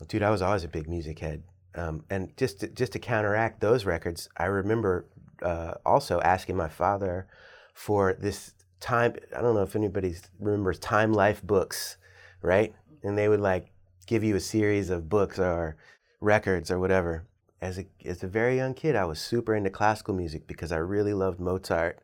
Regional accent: Northern Virginia, United States; moved away as an adult; also born or lived in New York City, United States; now in Richmond, United States; Yeah, so I grew up in Northern Virginia, so I'm a Virginia person

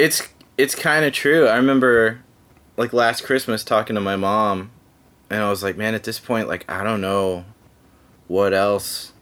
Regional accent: Dallas, Texas, United States; moved away as an adult; also born or lived in Los Angeles, California; now in Nashville, United States; I grew up in Dallas Fort Worth in Texas

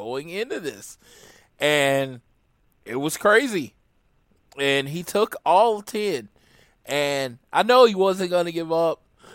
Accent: Oklahoma, United States; I am from Oklahoma

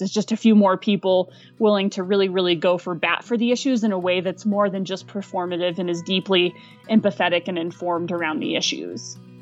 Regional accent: Fayetteville, Arkansas, United States; moved away; also born or lived in Aspen, Colorado; I'm originally from northern rural Arkansas, just outside of Fayetteville. Um, I grew up on a small apple orchard

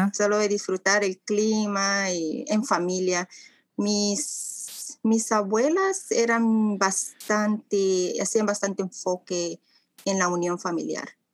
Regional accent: Ciudad Delgado, San Salvador, El Salvador; now in Canada; Yo nací en El Salvador

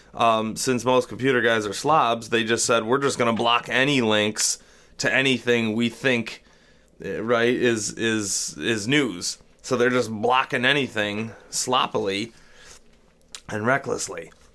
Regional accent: Rochester, United States; I'm no longer confined to my hometown

